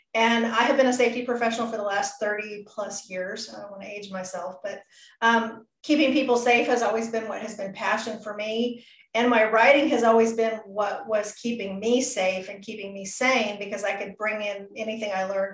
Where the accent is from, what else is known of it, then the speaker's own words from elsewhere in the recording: Pacific Northwest, United States; I grew up in the Pacific Northwest for a very brief period of time.